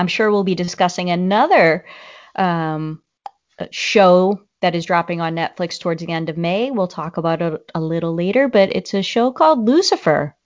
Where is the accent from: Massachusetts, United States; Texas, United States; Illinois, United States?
Massachusetts, United States; Boston; accent: Boston; my Boston accent would probably come out